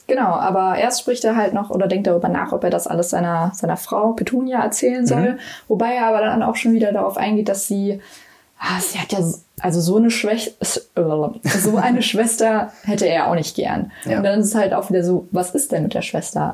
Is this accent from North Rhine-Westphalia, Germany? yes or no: yes; Cologne, North Rhine-Westphalia, Germany; ich komme aus Köln